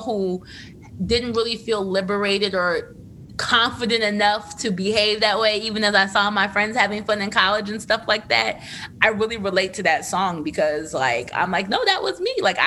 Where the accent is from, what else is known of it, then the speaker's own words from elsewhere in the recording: Trenton, New Jersey, United States; I'm from Trenton, which is right outside of Philadelphia